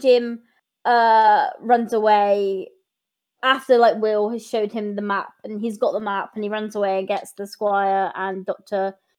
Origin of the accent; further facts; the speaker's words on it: Bristol, South West England, United Kingdom; I'm from Bristol, so it's a bit of like, when I heard it, I was like, oof, my hometown.